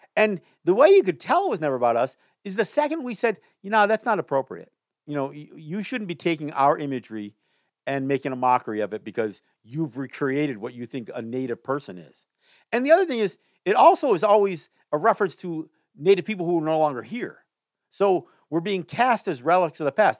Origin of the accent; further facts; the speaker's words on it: Kahnawake, Quebec, Canada; I'm Mohawk, but I'm from Ganawage